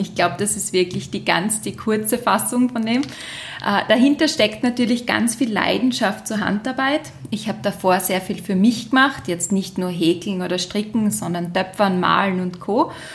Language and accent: German; Graz, Styria, Austria; als Grazerin